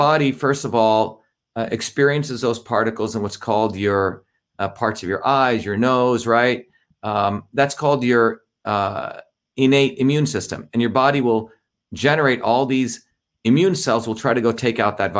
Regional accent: India; moved away; I grew up in India where my grandmother was a traditional healer

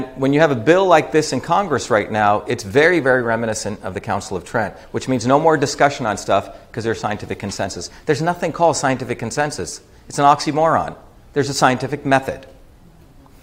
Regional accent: India; I grew up in India

